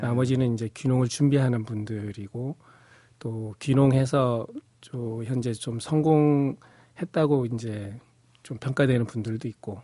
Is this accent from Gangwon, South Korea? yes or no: yes; Pyeongchang, Gangwon, South Korea; also born or lived in Seocho-dong, Seoul; now in Yeoju, South Korea; 고향이 또 강원도 평창 산골이 고향입니다